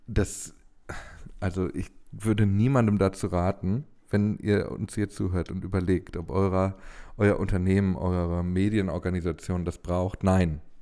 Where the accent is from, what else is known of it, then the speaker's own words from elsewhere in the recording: Ruhr area, North Rhine-Westphalia, Germany; ich bin ja ein Kind des Ruhrgebiets